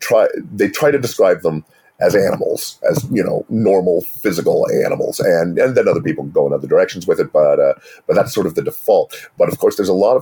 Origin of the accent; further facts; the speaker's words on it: United States; as an American.